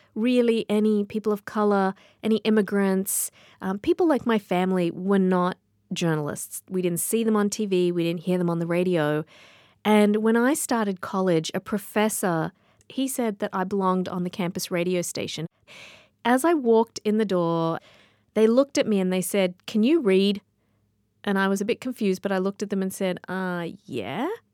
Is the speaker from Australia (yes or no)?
yes; Sydney, New South Wales, Australia; moved away; I grew up in Sydney, Australia